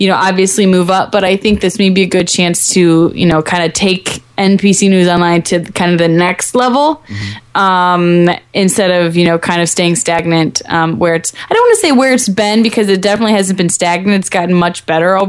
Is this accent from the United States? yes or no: yes; St. Louis, Missouri, United States; St. Louis because that's my hometown